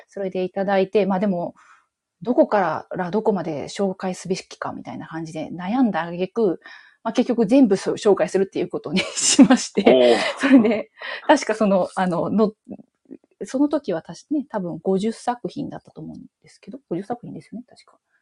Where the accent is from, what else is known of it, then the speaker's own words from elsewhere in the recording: Gifu, Japan; now in Osaka, Japan; 地元は岐阜とかなので、全然関西人じゃないです。でももう、でも大阪での暮らしの方がもう断然長くなってしまい